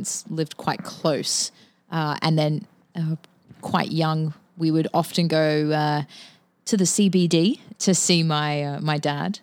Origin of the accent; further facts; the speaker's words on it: Brisbane, Queensland, Australia; moved away; my dad actually worked downtown Brisbane for most of my childhood and teenage life. So we spent a lot of time downtown